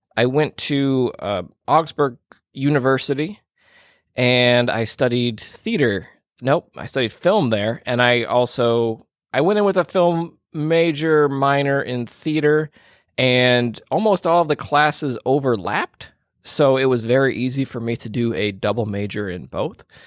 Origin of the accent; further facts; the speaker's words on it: Minneapolis, Minnesota, United States; moved away; my my hometown uh, of the Twin Cities in, in Minnesota